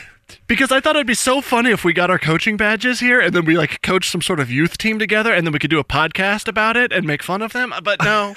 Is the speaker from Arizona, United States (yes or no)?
no; New Mexico, United States; moved away; I'm from New Mexico originally